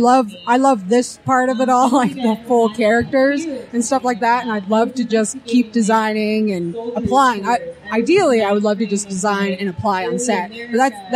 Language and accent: English; Calgary, Alberta, Canada; I'm from Alberta, Canada, in Calgary.